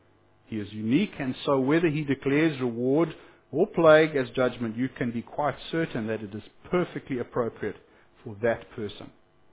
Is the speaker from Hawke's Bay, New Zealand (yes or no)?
no; Whanganui, Manawatū-Whanganui, New Zealand; What's a bus lane anyway, officer? I'm from Wanganui, and there was a space with no cars in it, so I drove there.